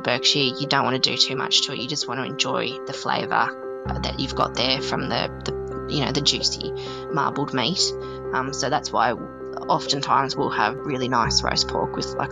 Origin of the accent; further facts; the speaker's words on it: Canberra, Australian Capital Territory, Australia; now in Huon Valley, Australia; I'm originally from Canberra